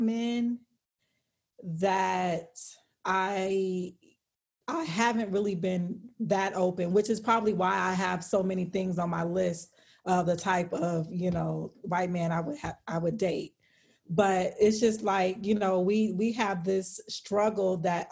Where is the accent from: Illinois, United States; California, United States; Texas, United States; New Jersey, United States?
California, United States; So I'm from California